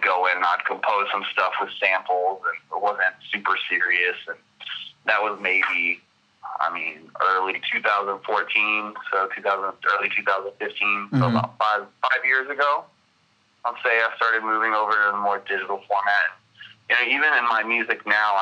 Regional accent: Denton, Texas, United States; I'm from Denton, Texas. I grew up in the DFW

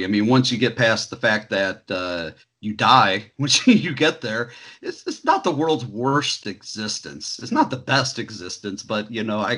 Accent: Indiana, United States; growing up in Indiana in the 80s and 90s

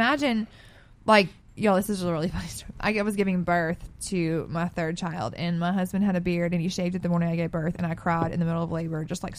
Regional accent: the South, United States; now in California, United States; I'm from the South

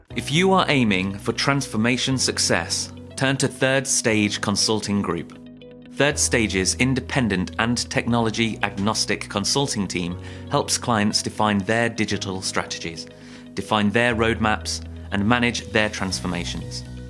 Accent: Israel; moved away as an adult; also born or lived in Belgium / North Carolina, United States / Georgia, United States / Illinois, United States; I'm originally from Israel.

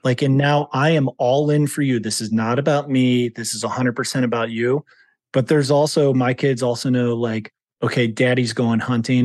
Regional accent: Howard, Ohio, United States; moved away as an adult; also born or lived in Cleveland, Ohio / northern Idaho; now in Idaho, United States; I grew up in Ohio in a town of population, two hundred and twenty people

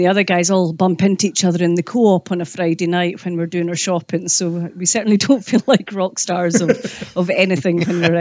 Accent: Islay, Scotland, United Kingdom; I grew up in a pub also in Islay

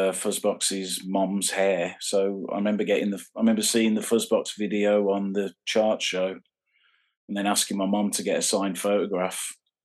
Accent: Birmingham, West Midlands, United Kingdom; I grew up in a place called Warstock, which is it's like a suburb of Birmingham.

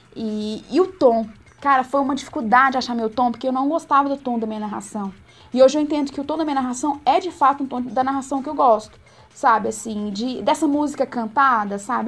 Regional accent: Itamarandiba, Minas Gerais, Brazil; moved away as an adult; now in Belo Horizonte, Brazil; de Tamarandiba

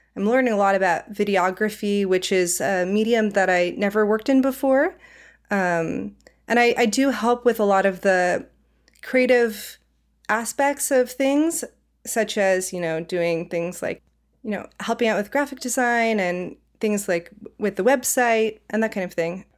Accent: Silicon Valley, California, United States; moved away as an adult; also born or lived in Savannah, Georgia; now in Portland, United States; I'm originally from the Silicon Valley, though, so I kind of grew up in, you know, uh, Apple, Google, Facebook upbringing

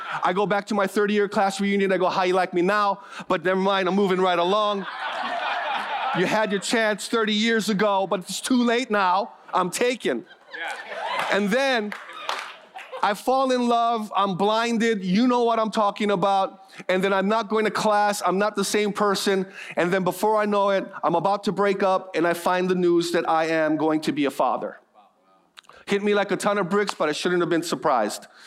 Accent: Hawaii, United States; I'm born and raised in Hawaii

